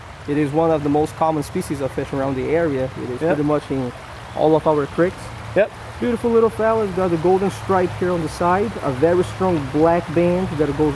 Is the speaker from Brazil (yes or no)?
yes; São Paulo, Brazil; now in Philadelphia, United States; I was born and raised in Brazil, in São Paulo, so in the south of the country, right next to Rio